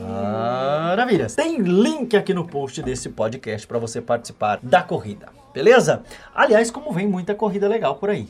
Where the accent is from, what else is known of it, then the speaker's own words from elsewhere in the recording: Brazil; also born or lived in Minas Gerais; eu sou baiano, né? Você sabe que eu sou baiano com mineiro